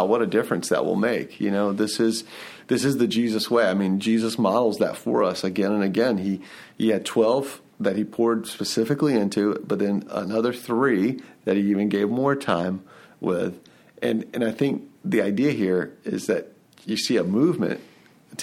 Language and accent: English; Atlanta, Georgia, United States; I'm from the Atlanta area.